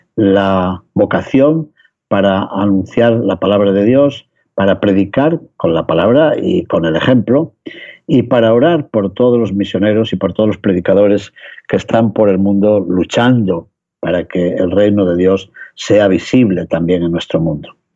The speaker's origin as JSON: {"language": "Spanish", "town": "León", "region": "Castile and León", "country": "Spain", "tie": "born or raised there", "said": "en León, mi ciudad natal"}